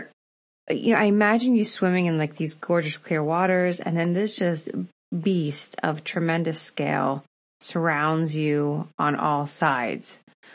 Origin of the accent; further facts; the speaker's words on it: United States; for me from the States.